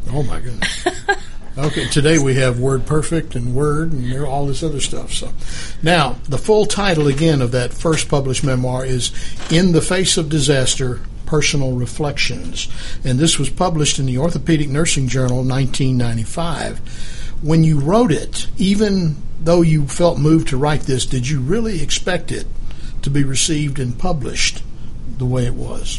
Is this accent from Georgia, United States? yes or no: yes; Albany, Georgia, United States; I am from the Albany, Georgia area, where I went to high school